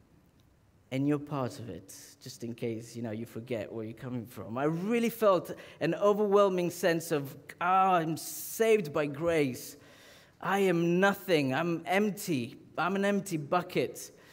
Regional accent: Southern Italy, Italy; moved away; I'm from the south of Italy.

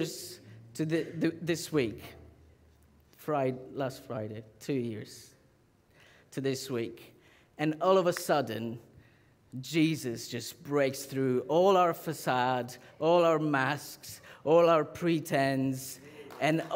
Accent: Southern Italy, Italy; moved away; I'm from the south of Italy.

